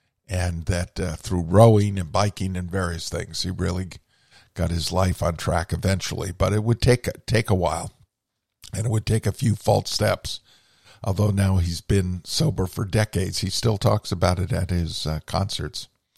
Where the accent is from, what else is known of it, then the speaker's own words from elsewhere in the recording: New England, United States; growing up in New England